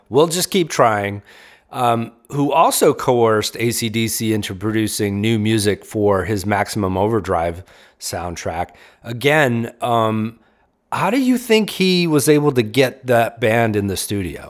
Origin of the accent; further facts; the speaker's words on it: Raleigh, North Carolina, United States; my hometown of Raleigh